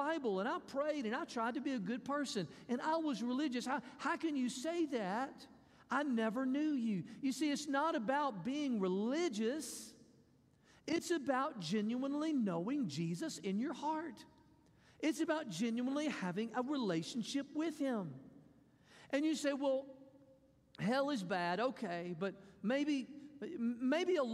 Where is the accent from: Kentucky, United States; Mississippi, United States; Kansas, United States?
Mississippi, United States; I'm from Mississippi.